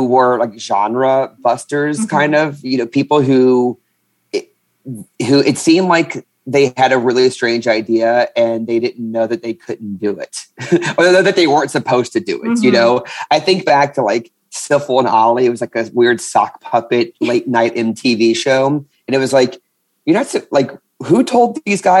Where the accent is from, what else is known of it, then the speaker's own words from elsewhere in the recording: New Orleans, Louisiana, United States; I am a comedian from New Orleans, Louisiana